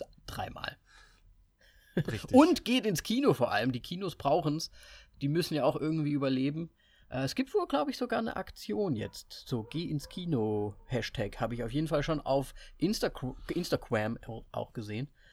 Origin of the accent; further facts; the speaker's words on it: Kassel, Hesse, Germany; moved away; Ich bin ja Österreicher, aber einfach in Kassel aufgewachsen